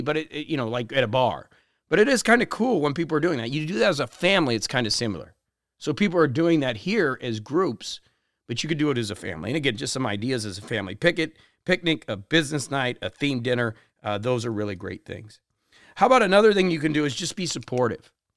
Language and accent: English; Parkland, Florida, United States; where I grew up in Parkland